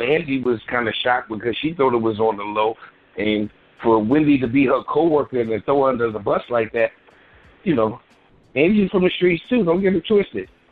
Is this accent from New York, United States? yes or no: yes; New York City, New York, United States; I'm from Bed Stuy